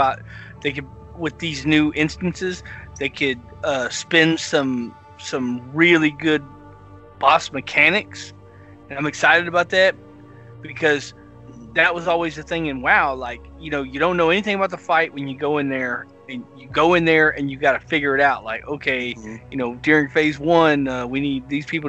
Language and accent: English; the South, United States; I'm from the South